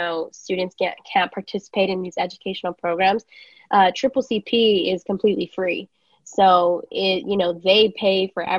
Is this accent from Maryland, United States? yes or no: no; Los Angeles, California, United States; I grew up in East LA.